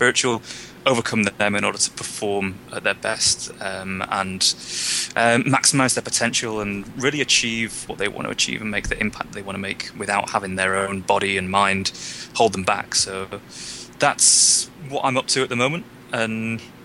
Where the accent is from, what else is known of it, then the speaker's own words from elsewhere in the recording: United Kingdom; also born or lived in North Wales; As you can probably tell by my accent, I'm not from America. I'm from Britain